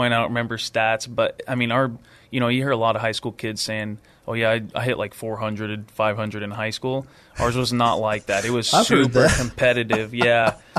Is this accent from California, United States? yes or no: yes; Long Beach, California, United States; moved away; I'm from Long Beach, California, born and raised.